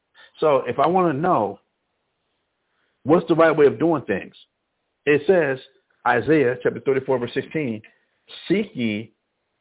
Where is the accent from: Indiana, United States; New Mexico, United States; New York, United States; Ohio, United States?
New Mexico, United States; Albuquerque; I grew up in the Northeast Heights of Albuquerque